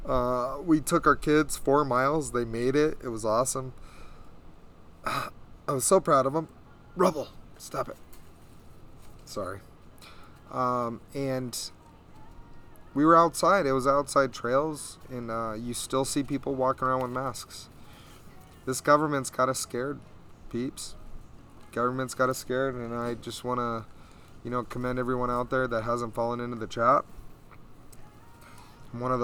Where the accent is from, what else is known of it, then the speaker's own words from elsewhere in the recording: Bullhead City, Arizona, United States; I'm from Bullhead City